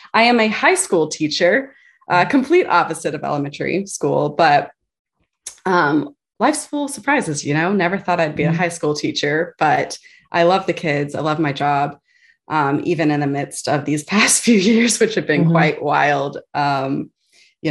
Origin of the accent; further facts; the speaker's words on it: Virginia, United States; also born or lived in Texas; I grew up mostly in the Virginia area, but prior to that, moved around a little bit from Texas. Roots are in Texas. But with my dad's job, we moved to a few different places